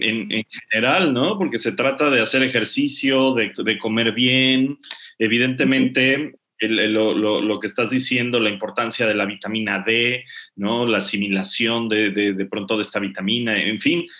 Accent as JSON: {"language": "Spanish", "country": "Mexico", "moved": "yes", "lives_now": "England", "said": "somos muchos los mexicanos que vivimos en el extranjero, ¿no? En mi caso yo vivo en Inglaterra"}